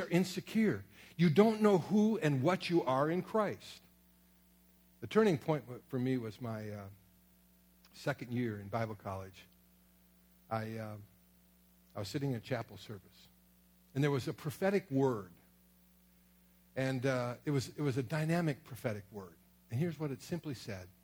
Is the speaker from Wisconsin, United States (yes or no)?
yes; Sturgeon Bay, Wisconsin, United States; also born or lived in Kenosha, Wisconsin / Merrill, Wisconsin / Springfield, Missouri; I was raised up in Sturgeon Bay, Wisconsin, got saved in Kenosha, Wisconsin